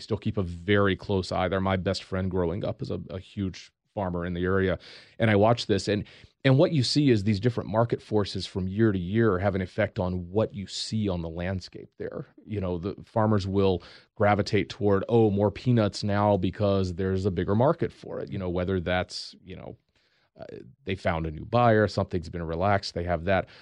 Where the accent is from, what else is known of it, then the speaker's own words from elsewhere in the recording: Eastern North Carolina, United States; draw a line from Norfolk, Virginia to Raleigh, North Carolina. Stop halfway in between. That's where I grew up.